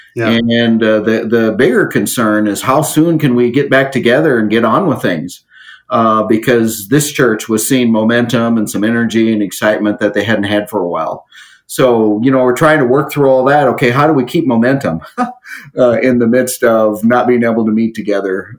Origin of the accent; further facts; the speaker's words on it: area around Jamestown, North Dakota, United States; moved away; I'm back in an area that I grew up in, mm-hmm. and uh, not too far from my hometown